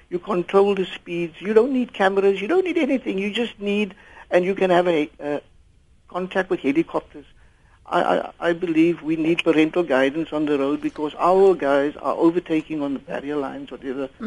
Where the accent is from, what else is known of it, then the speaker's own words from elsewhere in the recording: Port Elizabeth, Eastern Cape, South Africa; first language English; Afrikaans is a second language; ek is maar eh, van Port Elizabeth